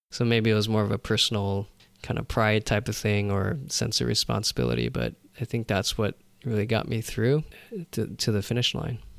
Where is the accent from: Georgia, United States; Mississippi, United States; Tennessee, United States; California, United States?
California, United States; Los Angeles; I was born here in L